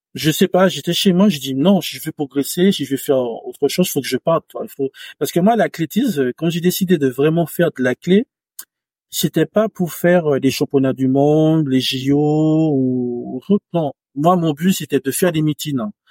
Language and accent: French; Martinique; moved away; j'ai grandi en campagne, en Martinique, euh, vraiment à la campagne